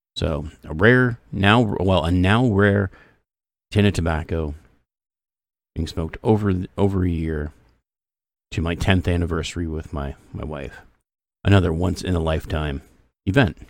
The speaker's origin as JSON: {"language": "English", "country": "Canada", "said": "I'm Canadian."}